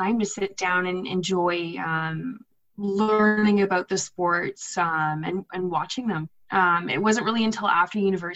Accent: Ottawa, Ontario, Canada; also born or lived in Michigan State (university); I live in Ottawa. I grew up in Ottawa, just outside of it, I guess, in Richmond.

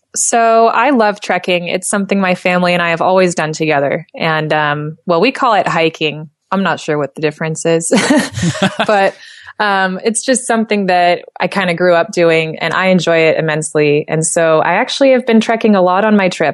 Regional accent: United States; accent: American; with my American accent, that's how I pronounce it.

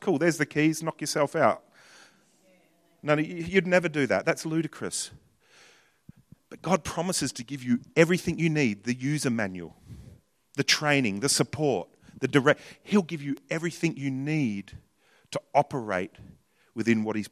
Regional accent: New Zealand; I'm from New Zealand

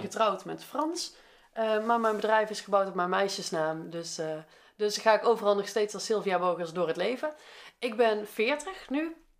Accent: Veldhoven, North Brabant, Netherlands; moved away as an adult; also born or lived in Eindhoven, Netherlands; now in Nijmegen, Netherlands; ik ben opgegroeid in Veldhoven, dat ligt ernaast

